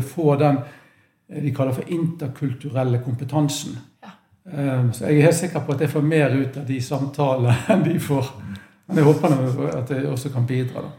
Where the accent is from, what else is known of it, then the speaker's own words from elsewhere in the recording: Bergen, Vestland, Norway; accent: Bergen dialect; also born or lived in Manchester; det er vanskelig å skjule at jeg er fra Bergen. Jeg har ikke lagt om dialekten. Um, født der, oppvokst der.